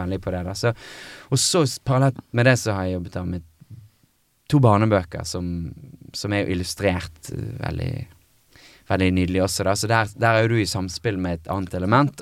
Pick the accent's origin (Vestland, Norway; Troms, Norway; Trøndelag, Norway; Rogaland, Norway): Vestland, Norway; Bergen; moved away as an adult; also born or lived in Los Angeles; Og så var jeg hjemme i Bergen hos min mor